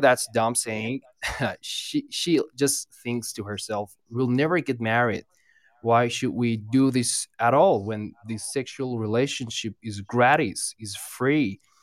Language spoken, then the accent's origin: English; Iran; I'm from Iran